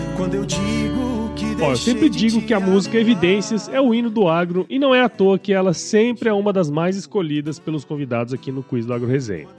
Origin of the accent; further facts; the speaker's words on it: Mato Grosso, Brazil; eu sou de Mato Grosso